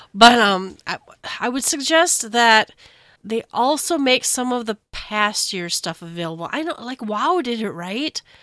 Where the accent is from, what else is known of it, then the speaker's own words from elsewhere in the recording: United States; as an American